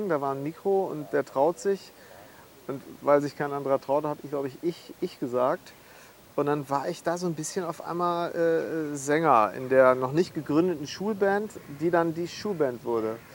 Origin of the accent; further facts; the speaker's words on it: Bad Segeberg, Schleswig-Holstein, Germany; also born or lived in Münster; Ich bin in Münster geboren, aber ich, ich würde sagen, in Münster nicht unbedingt aufgewachsen in dem Sinne, weil ich äh, zwischen meinem sechsten und 14. Lebensjahr in Bad Segeberg in Schleswig-Holstein gewohnt habe.